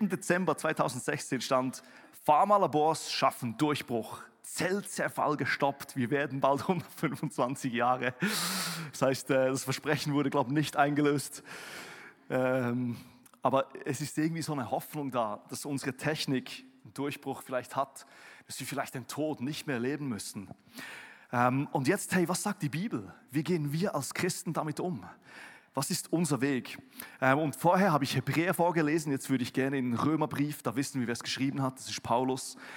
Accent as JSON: {"language": "German", "country": "Switzerland", "moved": "yes", "lives_now": "Germany", "said": "als Schweizer, der hier in Deutschland"}